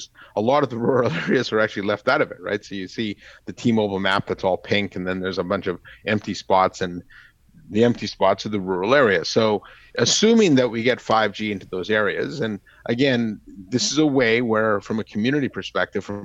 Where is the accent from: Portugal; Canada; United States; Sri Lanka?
Canada; moved away; My home country, Canada